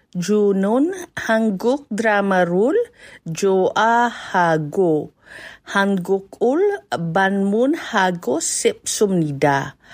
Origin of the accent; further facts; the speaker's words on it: Philippines; moved away as an adult; now in New Zealand; I was born in the Philippines and I came to New Zealand in 1997 to study PhD in economics.